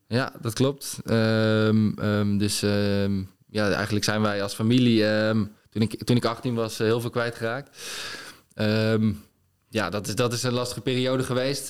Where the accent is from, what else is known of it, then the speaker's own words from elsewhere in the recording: Netherlands; als Nederlander